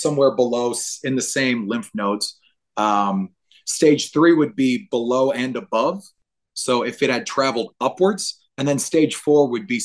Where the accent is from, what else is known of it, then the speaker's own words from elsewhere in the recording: New Orleans, Louisiana, United States; I'm from New Orleans